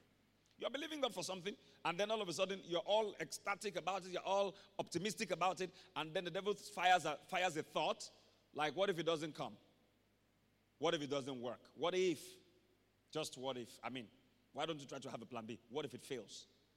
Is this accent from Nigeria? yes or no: yes; Nigeria; I can't get beyond a particular level in my career because I'm Nigerian.